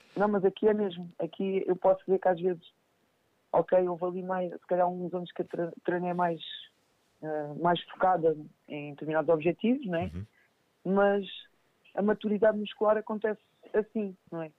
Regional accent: Montijo, Setúbal, Portugal; aqui no, no Montijo, eu sou de Montijo

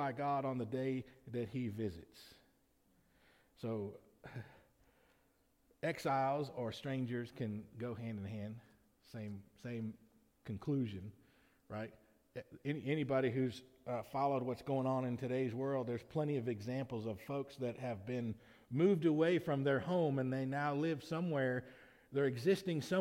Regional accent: Lamar County, Alabama, United States; I'm a citizen of the United States of America only because I was born in Lamar County, Alabama.

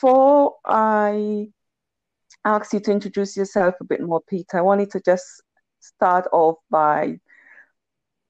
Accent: Tobago, Trinidad & Tobago; I was from Tobago

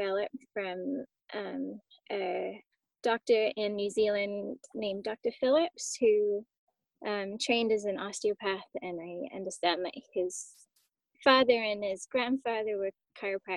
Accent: South West England, United Kingdom; moved away as an adult; now in British Columbia, Canada; I grew up in the southwest of England. And then I moved to Canada when I was 19 years old

